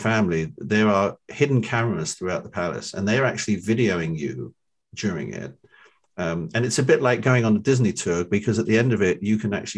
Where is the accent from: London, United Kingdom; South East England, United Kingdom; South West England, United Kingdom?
London, United Kingdom; moved away as an adult; also born or lived in Philadelphia region / New Jersey; now in Cherry Hill, United States; I'm from London.